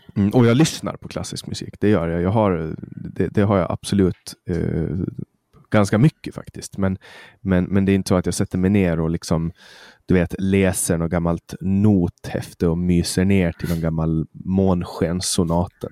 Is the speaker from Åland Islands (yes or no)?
yes; Mariehamn, Åland, Åland Islands; det finns kollektivtrafik i Mariehamn där jag kommer ifrån